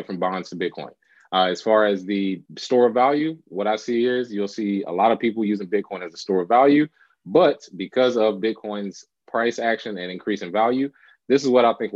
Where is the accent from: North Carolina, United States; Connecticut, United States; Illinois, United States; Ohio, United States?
North Carolina, United States; Charlotte; moved away as an adult; also born or lived in Los Angeles, California; now in Charlotte, United States; I'm from Charlotte, North Carolina